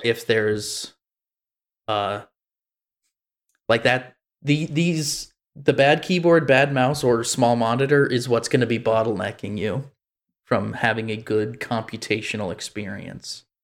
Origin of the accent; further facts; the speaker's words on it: United States; I'm American